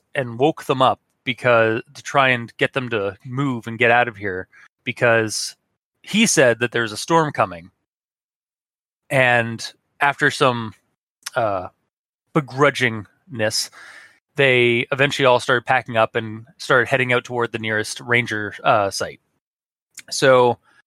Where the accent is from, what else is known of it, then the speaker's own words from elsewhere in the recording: Ontario, Canada; Ontario, my home province